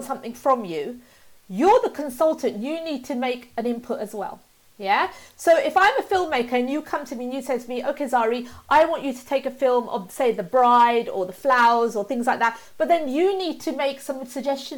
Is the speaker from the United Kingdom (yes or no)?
yes; United Kingdom; I was born up in the UK and I'm British through and through